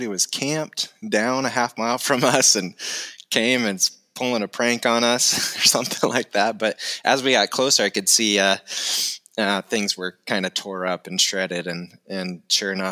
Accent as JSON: {"language": "English", "region": "Iowa", "country": "United States", "tie": "born or raised there", "also_born_or_lived": "Montana", "moved": "as an adult", "lives_now": "Fairbanks, United States", "said": "I grew up in Iowa, grew up with three other siblings, stayed local there all through college"}